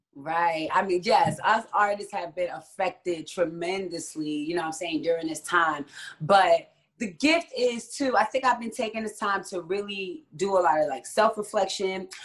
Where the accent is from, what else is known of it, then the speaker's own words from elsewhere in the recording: Jersey City, New Jersey, United States; moved away as an adult; also born or lived in Hawaii / New York; now in Atlanta, United States; I was born in Hawaii, but raised in Jersey City, New Jersey. So I'm a Jersey girl.